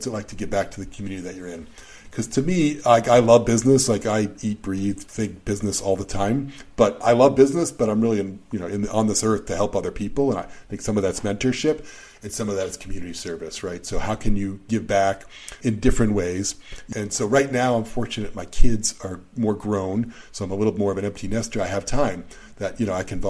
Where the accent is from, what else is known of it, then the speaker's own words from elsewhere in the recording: Boston, Massachusetts, United States; I was very young when I was growing up in Boston